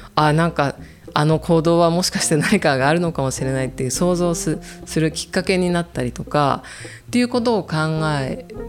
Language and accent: Japanese; Kanto, Japan; also born or lived in Obihiro, Hokkaido; 私は生まれたのは帯広なんですけれども、すぐにもう関東に来てしまったので北海道で育った記憶がないです